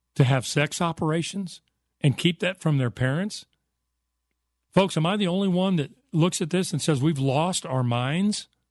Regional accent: United States; I was raised in America

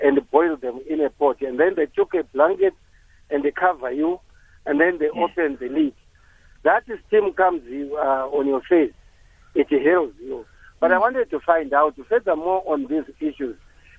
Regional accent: Zimbabwe; now in Rustenburg, South Africa; I grew up in Zimbabwe.

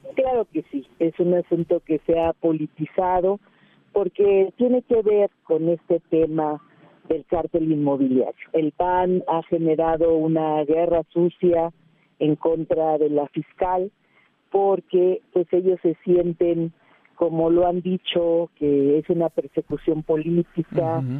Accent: Iztapalapa, Mexico City, Mexico; yo soy parte de Iztapalapa.

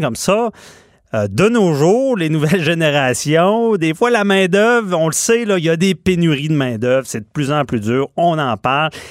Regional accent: Quebec City, Quebec, Canada; je suis de Québec

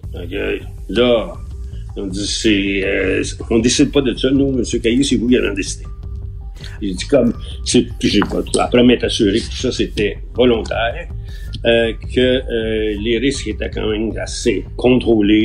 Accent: Quebec, Canada; on est québécois

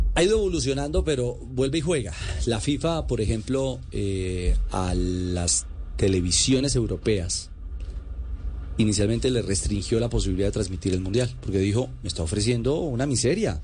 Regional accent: Colombia; como colombiano

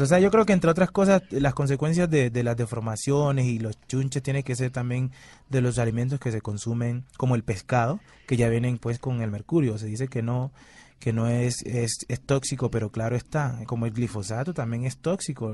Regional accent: Timbiquí, Cauca, Colombia; now in Cali, Colombia

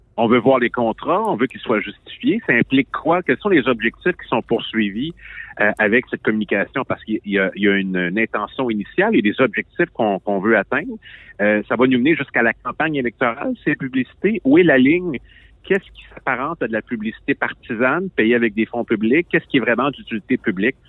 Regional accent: Quebec, Canada; Je suis un Québécois

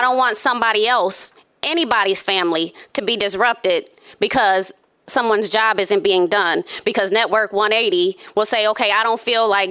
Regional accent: Grand Rapids, Michigan, United States; Born and raised in Grand Rapids

